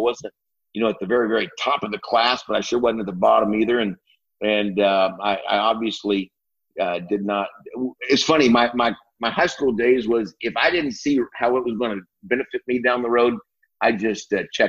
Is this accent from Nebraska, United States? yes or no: no; Iowa, United States; now in Texas, United States; I was born in the Midwest, up in Iowa, actually. And great place to be from